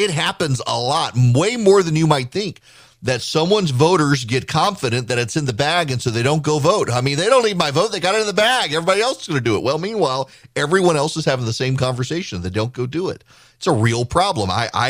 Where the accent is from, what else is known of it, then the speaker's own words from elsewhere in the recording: Mississippi, United States; I grew up on the Mississippi Gulf Coast. My hometown was devastated by Hurricane Camille in 1969. I was 2 years old.